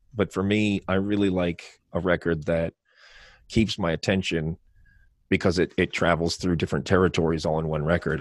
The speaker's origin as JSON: {"language": "English", "town": "Baltimore", "region": "Maryland", "country": "United States", "also_born_or_lived": "Ireland", "said": "people would ask me, \"Where are you from?\" And I'd say, \"Baltimore.\""}